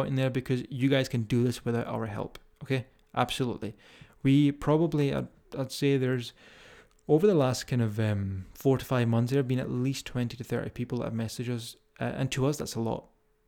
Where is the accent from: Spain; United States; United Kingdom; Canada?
United Kingdom; Scotland; accent: Scottish; If you can deal with my strong Scottish accent.